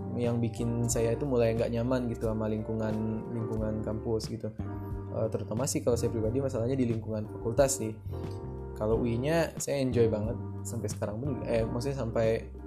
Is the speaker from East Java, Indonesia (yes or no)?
no; Lubuk Basung, West Sumatra, Indonesia; accent: Minang; moved away as an adult; also born or lived in Jakarta; now in Depok, Indonesia; setelah saya ngerantau dari, dari kampung ya, dari Sumatera Barat, saya pun juga di Sumatera Baratnya bukan di Kota Padang gitu. Eh, nama daerah saya, Bubuk Basung